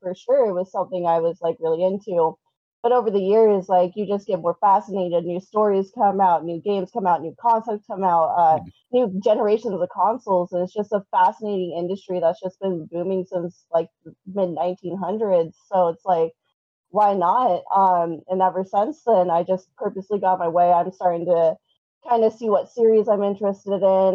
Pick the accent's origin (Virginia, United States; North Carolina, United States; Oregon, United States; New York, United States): Oregon, United States; Portland; I am from the Portland, Oregon uh, area.